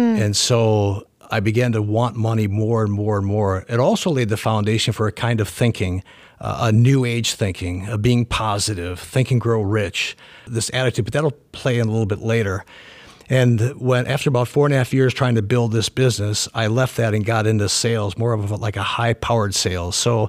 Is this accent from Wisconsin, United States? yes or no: yes; Madison, Wisconsin, United States; now in Lancaster, United States; Well, I'm from Madison, Wisconsin. That's where I grew up.